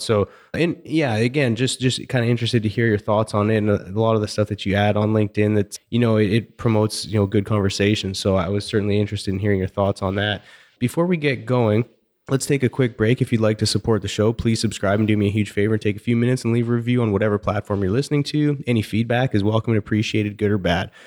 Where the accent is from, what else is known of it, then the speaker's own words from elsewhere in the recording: Canada; moved away; Growing up in Canada